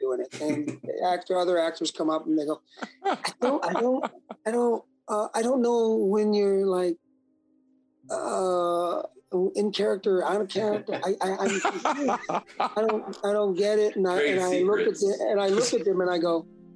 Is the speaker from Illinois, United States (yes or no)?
yes; Chicago, Illinois, United States; moved away; also born or lived in Alabama / New Orleans; I grew up in Chicago